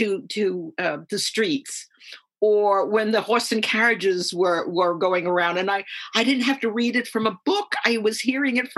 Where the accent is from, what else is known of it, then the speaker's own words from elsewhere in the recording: New York City, New York, United States; I was born in Harlem, New York City, and we lived in a one of these six-story buildings